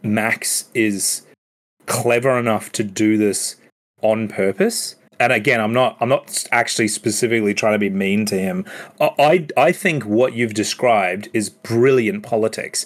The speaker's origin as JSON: {"language": "English", "region": "Queensland", "country": "Australia", "said": "knowing Queensland, I'm a Queenslander"}